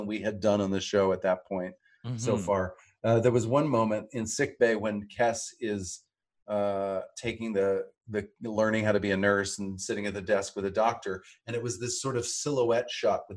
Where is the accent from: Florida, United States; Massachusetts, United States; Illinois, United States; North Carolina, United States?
North Carolina, United States; I'm from the South. I'm from North Carolina